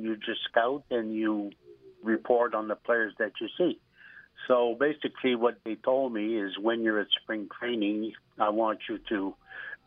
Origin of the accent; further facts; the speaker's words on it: Noranda, Quebec, Canada; I'm originally from Noranda, Quebec, and I had played over there